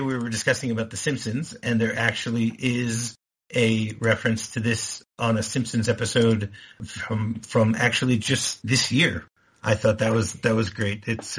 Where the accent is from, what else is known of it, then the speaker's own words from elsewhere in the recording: United States; moved away; I growing up in America, I know about feet and inches